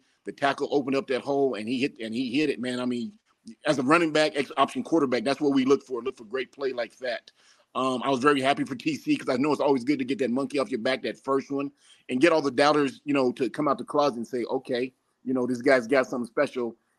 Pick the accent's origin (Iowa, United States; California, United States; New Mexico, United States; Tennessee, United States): New Mexico, United States; Albuquerque; my hometown of Albuquerque, New Mexico